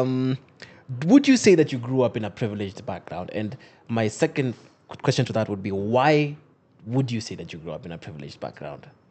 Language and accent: English; Western Kenya, Kenya; I'm from Western. My, my, my, my dad's Luo, my mom's Luo.